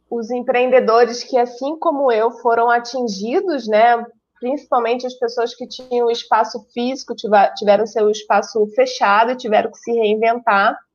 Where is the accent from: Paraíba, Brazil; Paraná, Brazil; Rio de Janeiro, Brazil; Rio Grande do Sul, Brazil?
Rio de Janeiro, Brazil; now in Taboão da Serra, Brazil; eu sou carioca, apesar do sotaque ser misturado.